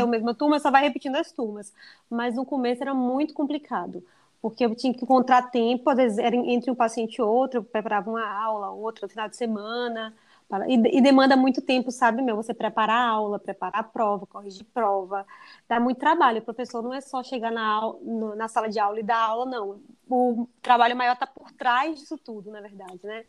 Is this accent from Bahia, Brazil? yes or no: yes; Bahia, Brazil; also born or lived in United States; só que eu sou da Bahia